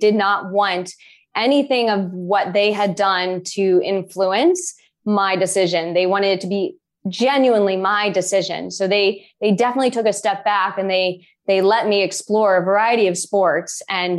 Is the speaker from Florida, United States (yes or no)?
no; Boulder, Colorado, United States; I grew up in Boulder, Colorado for the first 5 years of my life. And I grew up running up in the mountains and into the Flatiron Hills.